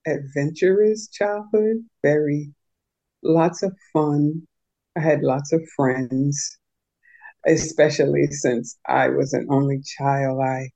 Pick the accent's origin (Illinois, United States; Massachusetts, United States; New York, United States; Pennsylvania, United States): New York, United States; New York City; it was pretty interesting living there. It was, you know, it was normal to me. It's my life.